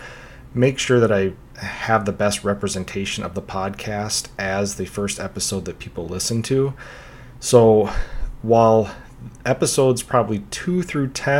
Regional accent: Minnesota, United States; also born or lived in Australia; I was just 8, almost 9 years old, and I'd growing up in Minnesota, and I had just moved here from Australia a few years prior

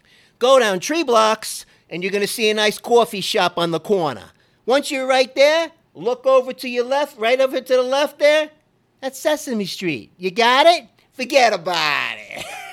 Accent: Georgia, United States; When I came from Georgia, I first landed there with my girlfriend at the time.

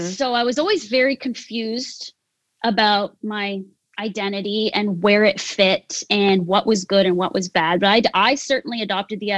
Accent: Canada; I am what's called Yonsei, which is fourth generation Japanese Canadian. So I'm pretty Canadian, not very Japanese

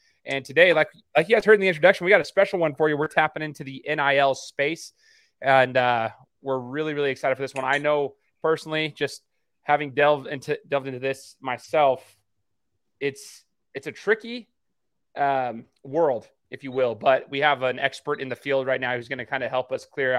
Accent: Idaho, United States; I'm from Idaho, Mark

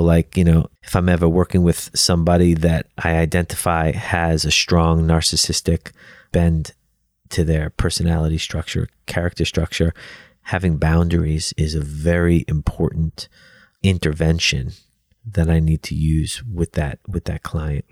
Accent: New York City, New York, United States; I grew up in Brooklyn, New York, and my dad owned a pizzeria

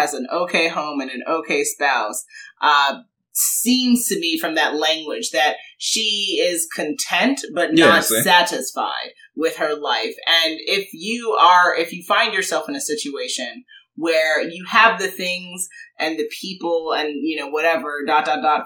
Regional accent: New York, United States; moved away; I'm from New York originally

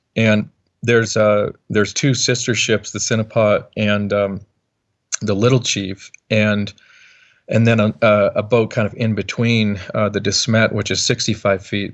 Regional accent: Montana, United States; growing up in Montana, obviously, uh, not the biggest boat building community

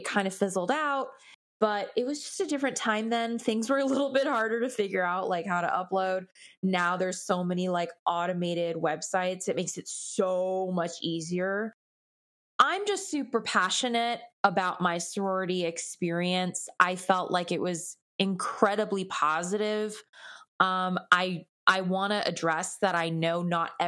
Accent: Los Angeles, California, United States; I'm born and raised in Los Angeles

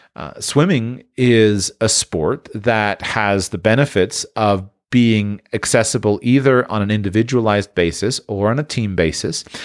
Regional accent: Sunshine State, Florida, United States; I grew up in the Sunshine State

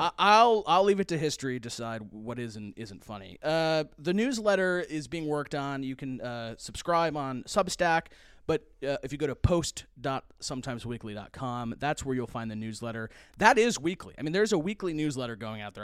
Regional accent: United Kingdom; now in United States; as a British person coming to the United States

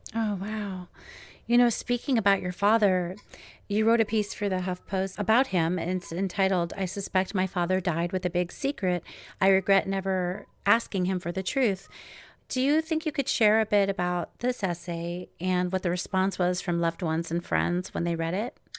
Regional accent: New York, United States; also born or lived in Los Angeles; now in Seattle, United States; now I live in Seattle, but I'm from New York

